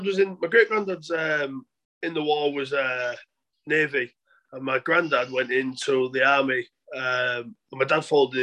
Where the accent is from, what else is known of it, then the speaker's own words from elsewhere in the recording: Hull, Yorkshire and the Humber, United Kingdom; also born or lived in Newcastle; well, I'm actually a North Hull lad. So I grew up on Orchard Park, but I live East Hull now. I live 5 minutes away from Craven Park